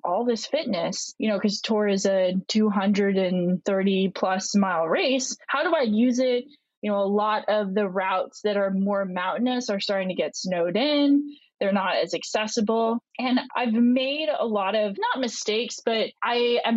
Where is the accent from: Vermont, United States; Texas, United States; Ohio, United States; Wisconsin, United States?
Vermont, United States; moved away; also born or lived in Italy / Florida; I grew up in Vermont.